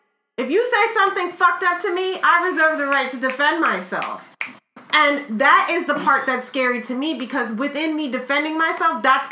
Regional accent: United States; I'm an American

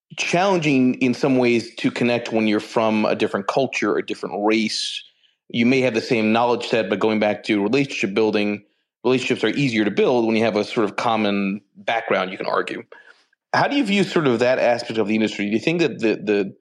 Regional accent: United States; I'm Egyptian, right? I was born here in the States. My parents are from Egypt.

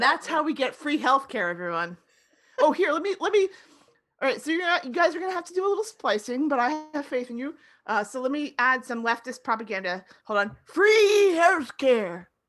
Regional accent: Florida, United States; when I was growing up in Florida

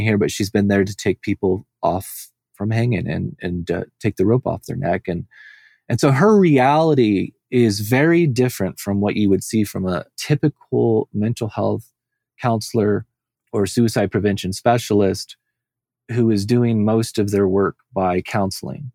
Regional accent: Southern California, United States; I came from Southern California.

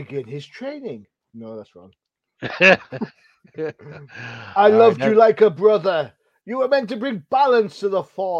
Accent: United Kingdom; And I'm British.

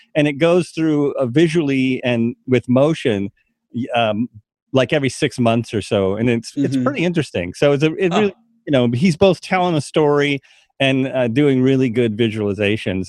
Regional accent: United States; we come from America

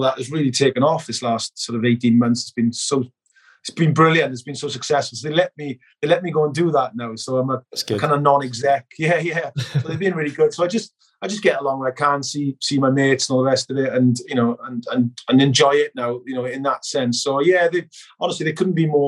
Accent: Merthyr Tydfil, Wales, United Kingdom; moved away as an adult; also born or lived in London; now in Nottingham, United Kingdom; my hometown club

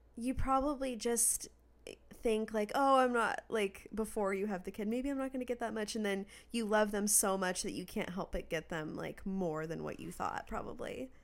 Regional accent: Redmond, Washington, United States; when I was growing up in Washington

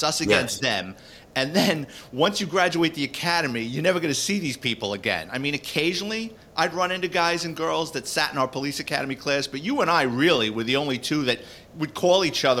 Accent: New York City, New York, United States; moved away; So I grew up in the Bronx. I lived in Throgs Neck.

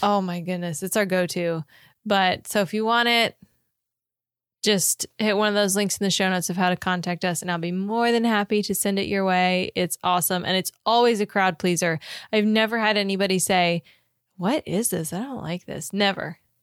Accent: Florida, United States; Growing up in Florida

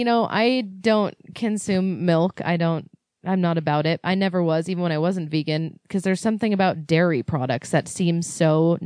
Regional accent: California, United States; I grew up in California

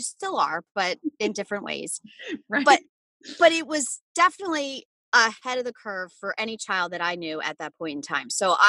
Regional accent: New Jersey, United States; Everybody growing up in New Jersey

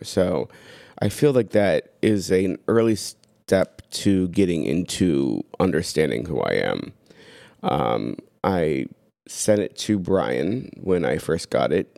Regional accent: Tampa, Florida, United States; also born or lived in London, Ohio / Washington, D.C. / Seattle / San Francisco; now in Columbus, United States; I was born in London, Ohio. I lived, grew up in Tampa, Florida.

